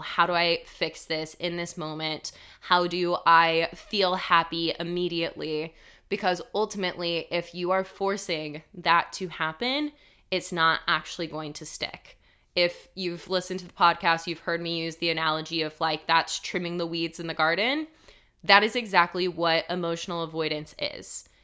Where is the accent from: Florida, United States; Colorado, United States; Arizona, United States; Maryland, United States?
Colorado, United States; also born or lived in Denver, Colorado; When I moved from my hometown in Colorado to Denver, Colorado, which was a big move for me. I was eighteen years old